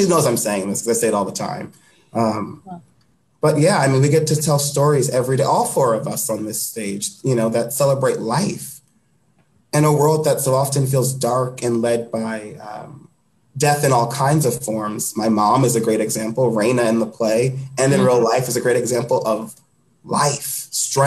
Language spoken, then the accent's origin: English; Long Island, New York, United States; I grew up in Long Island